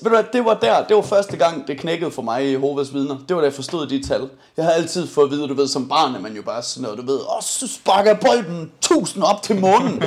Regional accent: Denmark; jeg er dansker, ja, nej det er stadig ikke Amsterdam, min far er irlænder.

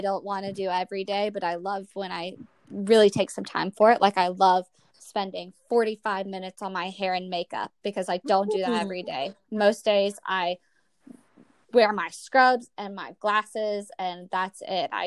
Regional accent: the South, United States; now in Washington, D.C., United States; I'm from the South

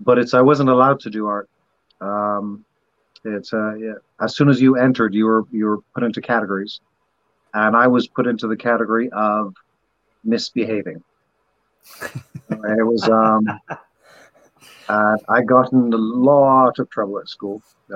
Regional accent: Barbados; I was raised in Barbados in their education system, which is kind of like England's education system 60 years ago.

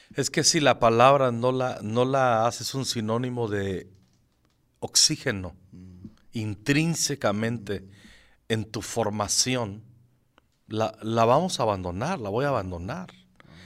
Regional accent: Zacapu, Michoacán, Mexico; moved away as an adult; also born or lived in Morelia, Michoacán; now in Mexico City, Mexico; yo soy originario de Michoacán. De un pueblo, no, no es pueblo, ahora es ciudad, que se llama Zacapu, Michoacán, que está entre Zamora y la capital Morelia. Yo nací ahí, hasta los 11 años viví ahí y luego todo lo que es mi secundaria y la prepa, ya me fui a Morelia

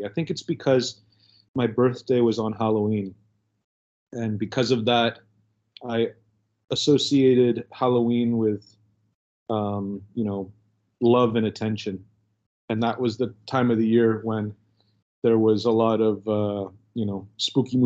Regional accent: Canada; I'm a Canadian

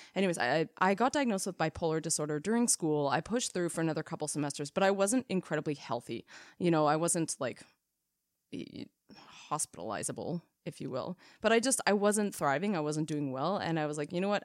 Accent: Canada; We are Canadian R Ns

